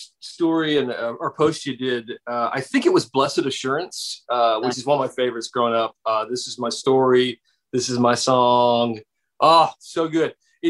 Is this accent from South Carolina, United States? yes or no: yes; South Carolina, United States; I grew up Southern Baptist as well. Were you Southern Baptist? Okay, that's what I was. I grew up in South Carolina.